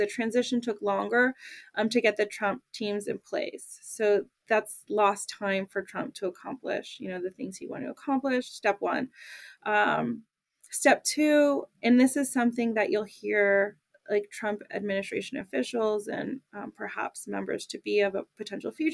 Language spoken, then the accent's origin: English; United States; as an American